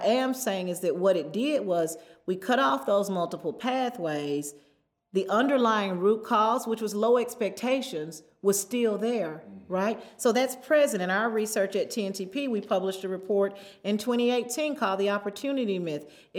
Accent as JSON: {"language": "English", "region": "Southern United States", "country": "United States", "tie": "born or raised there", "said": "I grew up in the Bible Belt. My first teacher was my Sunday school teacher."}